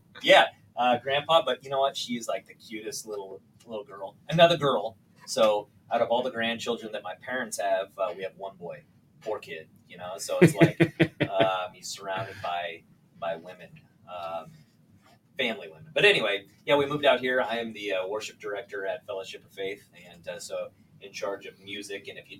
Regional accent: Eagle, Nebraska, United States; moved away as an adult; also born or lived in Lincoln, Nebraska; now in Illinois, United States; I like born and raised in a little town. Well, I was born in Lincoln, which is the capital of Nebraska. But I grew up in Eagle, Nebraska, which is about 10 minutes east of the capital.

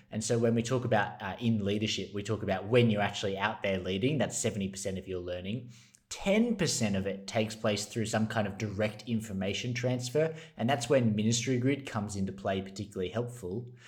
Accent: Australia; as an Australian

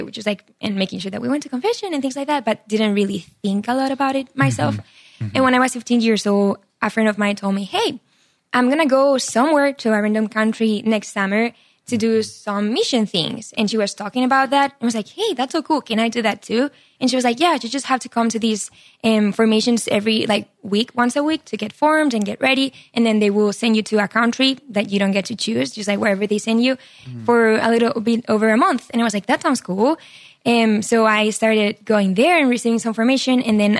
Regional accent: Barcelona, Catalonia, Spain; English is a second language; moved away as an adult; now in United States; So I'm from Spain, from Barcelona, Yes. I'm 25 years old. I grew up there. Amazing family, Catholic. I studied psychology in college. And right after I finished psychology, I came to America. That was 4 years ago.

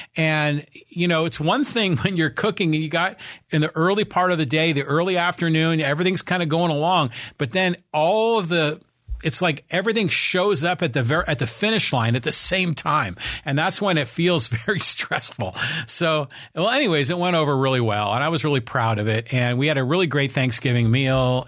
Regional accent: Bay Area, California, United States; when I was growing up in the Bay Area

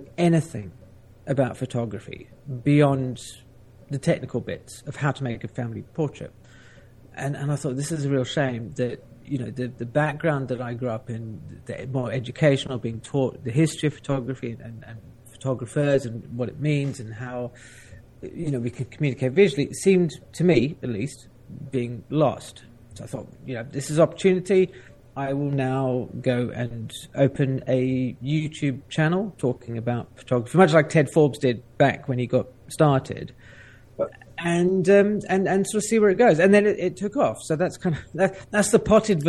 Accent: South Africa; I grew up in South Africa.

